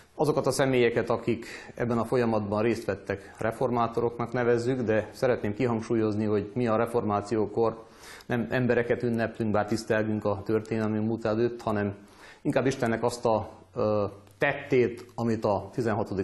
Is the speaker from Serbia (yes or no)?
yes; Vojvodina, Serbia; különösen itt Vajdaságban, szűkebb pátriánkban, talán magyarként